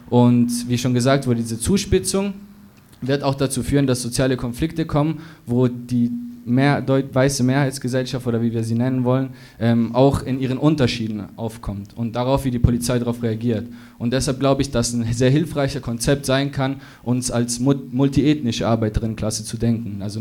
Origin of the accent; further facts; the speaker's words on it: Munich, Bavaria, Germany; ich komme aus München tatsächlich.